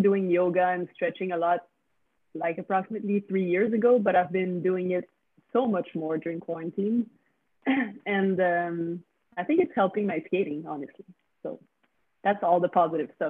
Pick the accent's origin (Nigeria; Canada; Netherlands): Canada; first language French; English is a second language; I'm from the French part. I speak French.